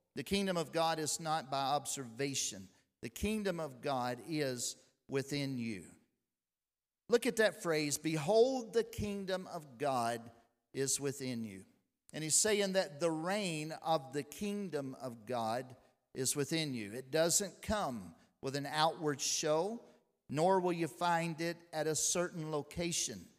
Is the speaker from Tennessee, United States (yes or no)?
yes; Lexington, Tennessee, United States; I was born right here in Lexington, Tennessee.